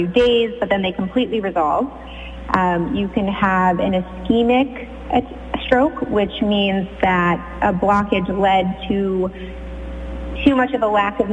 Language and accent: English; Connecticut, United States; moved away as an adult; also born or lived in Philadelphia; now in Sag Harbor, United States; I'm actually originally from Connecticut